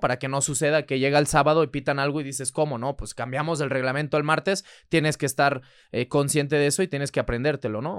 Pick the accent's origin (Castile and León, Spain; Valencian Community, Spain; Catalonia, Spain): Catalonia, Spain; Barcelona; moved away as an adult; Yo soy nacido allá, soy nacido en Barcelona